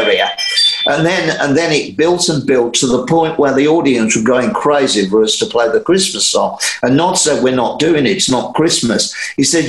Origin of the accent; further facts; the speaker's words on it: Black Country, West Midlands, United Kingdom; we have a root in black country music. We come from an area full of factories